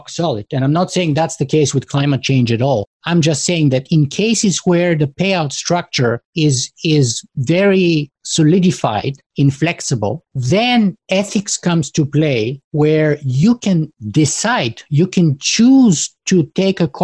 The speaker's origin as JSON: {"language": "English", "country": "Bulgaria", "tie": "born or raised there", "moved": "yes", "lives_now": "Canada", "said": "I was born in Bulgaria and grew up behind the Iron Curtain during the Cold War. And I was 13 years old when the wall collapsed."}